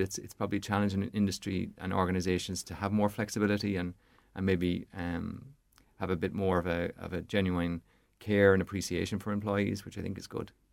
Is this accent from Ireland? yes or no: yes; Portarlington, Leinster, Ireland; now in County Longford, Ireland; from a child growing up in Port Arlington, my, my mum and dad are still there